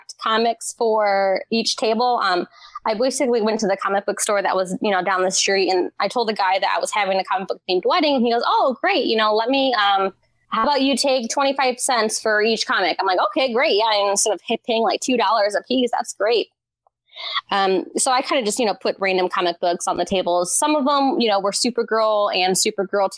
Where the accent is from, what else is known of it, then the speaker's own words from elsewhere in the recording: Indiana, United States; I'm from Indiana originally